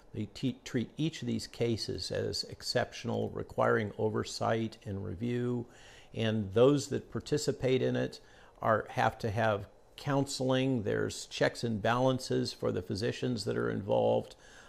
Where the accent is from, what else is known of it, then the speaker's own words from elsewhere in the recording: Virginia, United States; they apparently want to do it in my home state in Virginia.